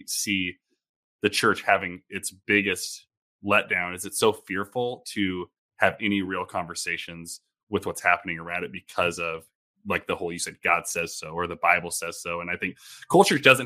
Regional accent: Portland, Oregon, United States; now in St. Louis, United States; I'm originally from Portland, Oregon

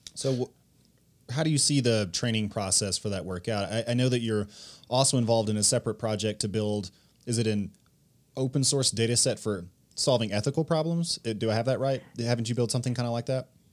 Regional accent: United States; I'm an American

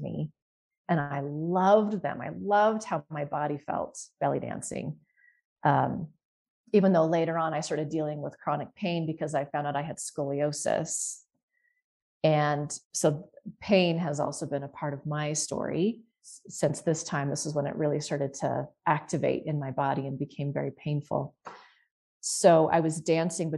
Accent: Utah, United States; So I did most of my growing up in Utah

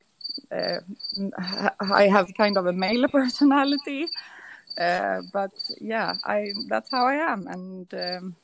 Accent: Stockholm, Stockholm County, Sweden; moved away; also born or lived in an island in the Mediterranean; I grew up in Stockholm in Sweden

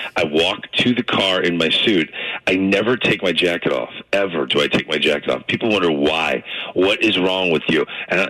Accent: St. Louis, Missouri, United States; moved away; I'm born and raised in St. Louis.

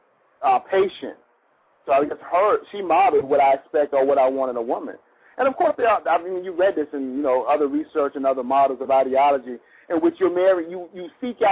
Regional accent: New London, Connecticut, United States; I'm from New London, Connecticut

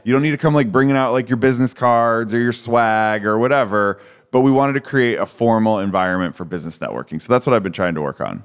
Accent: Cleveland, Ohio, United States; now in Boca Raton, United States; I grew up in Cleveland, Ohio

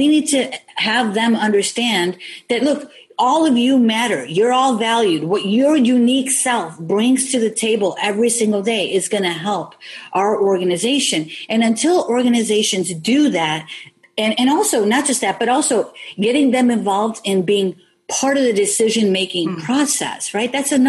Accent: Elmwood Park, Illinois, United States; born or raised there

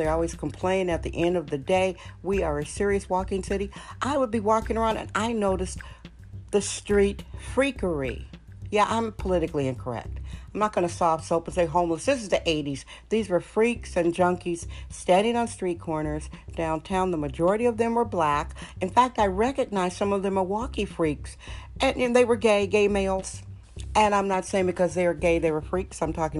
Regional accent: Milwaukee, Wisconsin, United States; moved away as an adult; now in San Francisco, United States; I was raised and educated in Milwaukee, Wisconsin.

